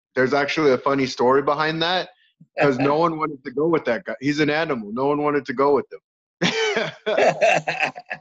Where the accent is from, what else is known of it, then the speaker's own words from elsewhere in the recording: Arizona, United States; also born or lived in California; I'm originally from California, but I've lived in Arizona most of my life. So I consider myself almost native of Arizona.